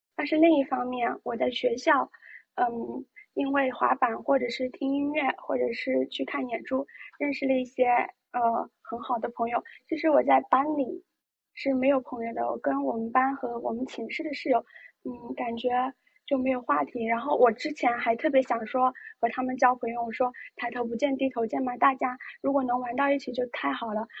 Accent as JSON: {"language": "Chinese", "region": "Jiangxi", "country": "China", "tie": "born or raised there", "said": "我是一名来自江西的，嗯，大学生，在江西读书，然后老家也是江西的"}